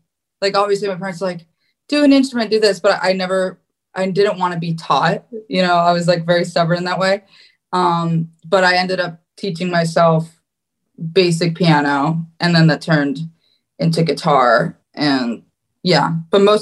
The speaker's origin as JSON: {"language": "English", "town": "West Palm Beach", "region": "Florida", "country": "United States", "tie": "born or raised there", "also_born_or_lived": "Hackensack, New Jersey", "said": "I was born in Hackensack, New Jersey, and I was raised in West Palm Beach, Florida."}